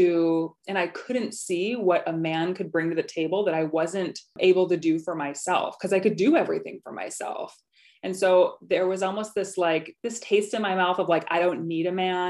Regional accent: near Rockford, Illinois, United States; I still live in Illinois

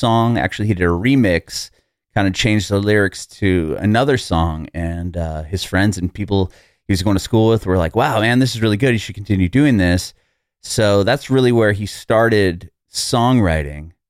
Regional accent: San Diego, California, United States; moved away as an adult; now in Tennessee, United States; I'm originally from San Diego, so I was a West Coast kid my whole life up until about 3 years ago.

